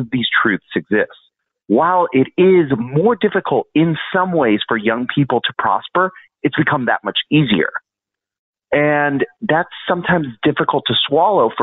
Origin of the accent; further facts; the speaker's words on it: Florida, United States; also born or lived in Little Havana, Miami / Celebration, Florida; I grew up in Florida. I originally grew up in Little Havana. We moved to the Disney town of Celebration in Orlando